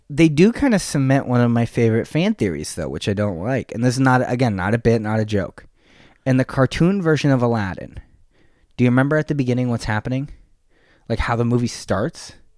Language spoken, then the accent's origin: English; San Jose, California, United States; "Where are you from?" And I said, "San Jose."